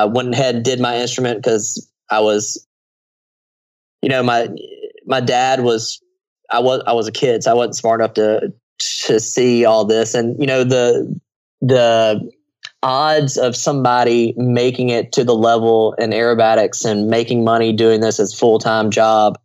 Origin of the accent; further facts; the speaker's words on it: United States; I'm an American